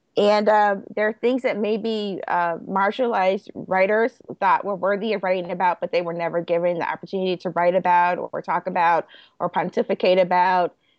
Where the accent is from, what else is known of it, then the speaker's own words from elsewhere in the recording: Chicago, Illinois, United States; I grew up in Roseland